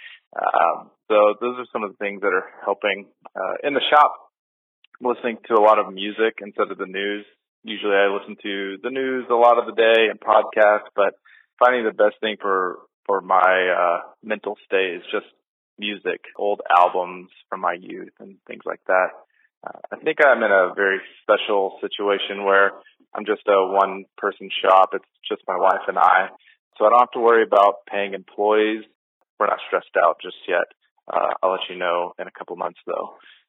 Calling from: Kilgore, Texas, United States; Hi, this is … I'm calling from Kilgore, Texas

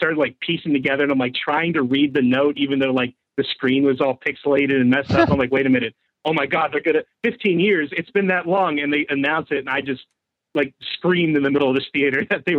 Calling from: Pittsburgh, Pennsylvania, United States; from Pittsburgh.

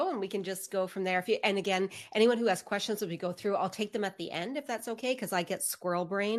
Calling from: Canada; So yes. I'm saying hi from Canada.

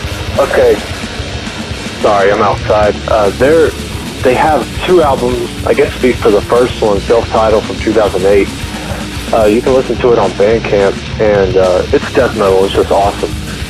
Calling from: Dallas, Texas, United States; I'm calling from Dallas, Texas.

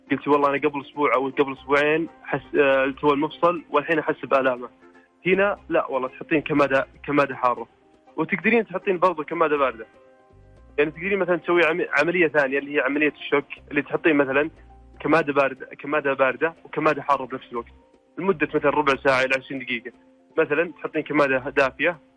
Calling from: Riyadh, Riyadh Province, Saudi Arabia; من الرياض

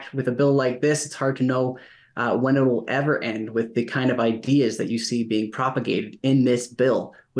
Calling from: Calgary, Alberta, Canada; I'm joining you from Calgary.

